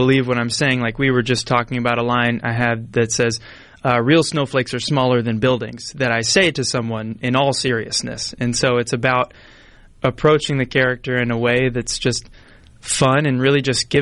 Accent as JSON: {"language": "English", "region": "Texas", "country": "United States", "moved": "yes", "said": "I'm originally from Texas, and so I have a lot of family in the South"}